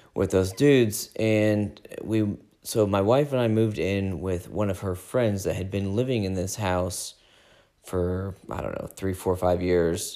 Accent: United States; we're American

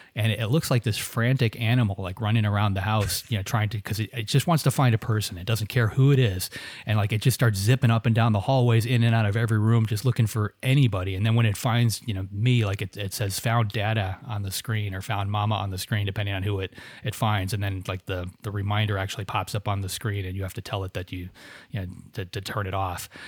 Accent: Florida, United States; I grew up in Florida

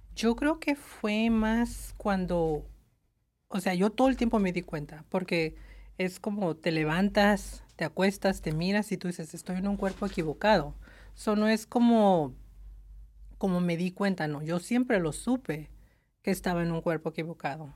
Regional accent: Tucson, Arizona, United States; moved away as an adult; now in Los Angeles, United States; soy de Tucson

